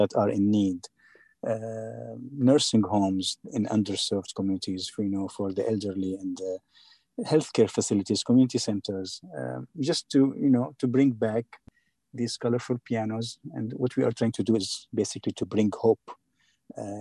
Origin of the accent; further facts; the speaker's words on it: Syria; now in Atlanta, United States; my country, you know, which is a dictatorship